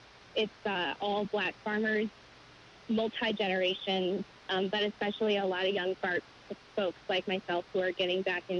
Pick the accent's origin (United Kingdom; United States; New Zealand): United States; Illinois; also born or lived in upstate New York; now in Washington, D.C., United States; I grew up partly in Illinois. But we moved around a little bit, and I had spent some time in upstate New York before coming here.